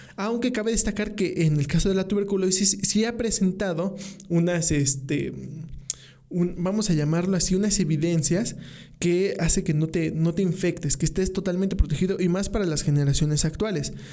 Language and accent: Spanish; Mexico; los mexicanos sufrimos